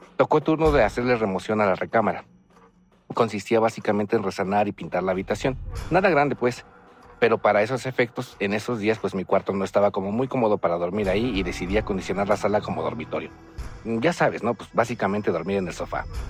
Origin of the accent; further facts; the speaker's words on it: Mexico City, Mexico; soy originario de la Ciudad de México